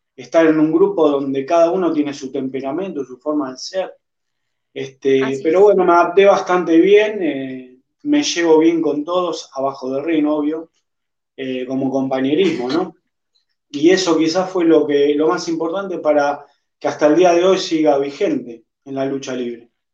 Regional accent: Argentina; fuera de mi país, de Argentina

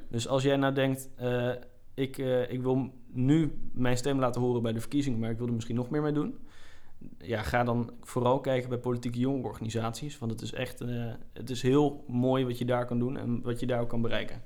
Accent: Groningen, Netherlands; als Groningers moeten we het daar eigenlijk niet over hebben

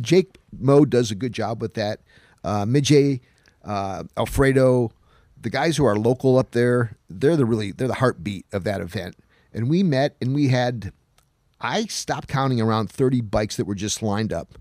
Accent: Utica, New York, United States; moved away; I knew it snowed in Utica, New York, my hometown, today

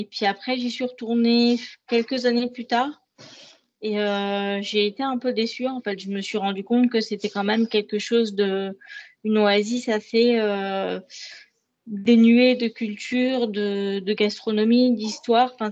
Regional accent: France; En tant que Français, on pourrait la visiter plus, mais on ne le fait pas.

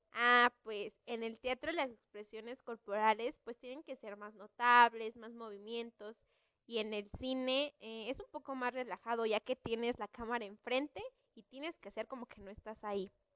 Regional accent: Mexico; Como mexicana que soy

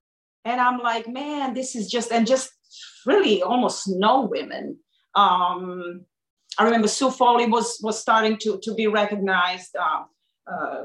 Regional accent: Belgrade, Serbia; moved away; I grew up in Serbia and Belgrade, and my home was just like this

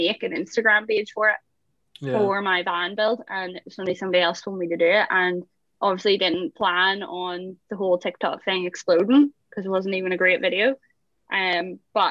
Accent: Belfast, Northern Ireland, United Kingdom; accent: Belfast

